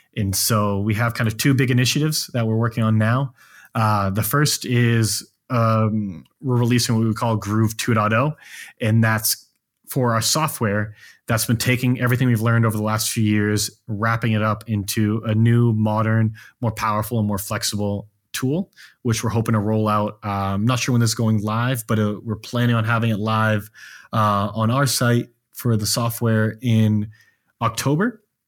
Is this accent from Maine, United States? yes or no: yes; Maine, United States; now in Austin, United States; while I'm from Maine, I currently live in Austin, Texas